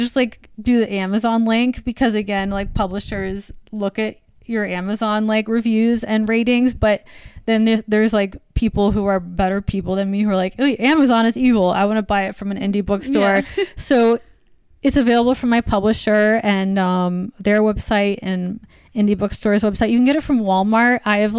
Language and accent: English; U.S. Virgin Islands; I mean, I grew up in the Virgin Islands, but my family is from the Midwest.